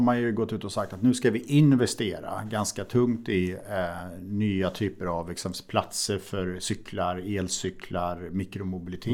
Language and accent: Swedish; Stockholm, Stockholm County, Sweden; som stockholmare